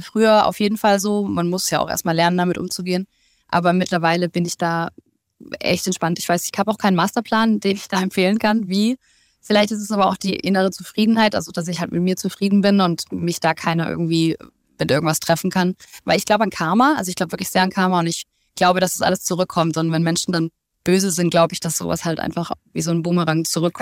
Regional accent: Stuttgart, Baden-Württemberg, Germany; in meiner Heimat in Stuttgart

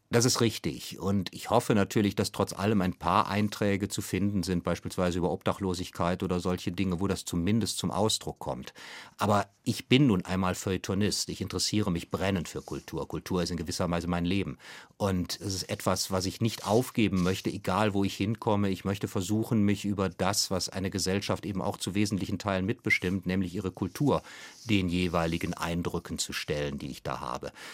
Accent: Germany; konkret als Deutscher

